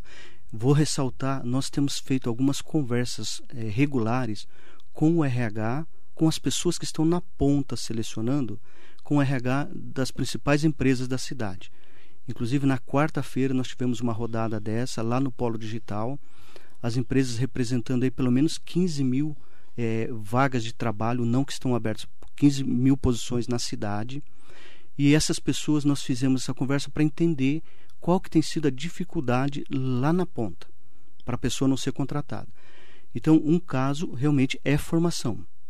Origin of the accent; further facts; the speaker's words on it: Mogi das Cruzes, São Paulo, Brazil; Sou de Mogi, nascido e criado em Mogi